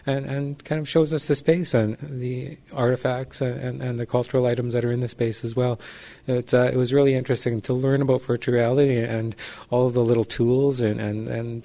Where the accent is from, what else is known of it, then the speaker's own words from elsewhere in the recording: Gitxan Nation, British Columbia, Canada; I'm Gitxan from the Gitxan Nation.